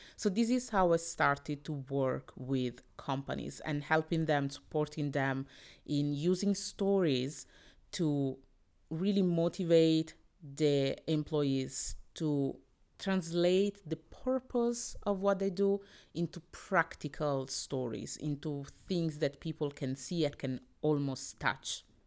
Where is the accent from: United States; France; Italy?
Italy; I was born in Italy, that my parents came from the D R C, from Congo, in the eighties and the seventies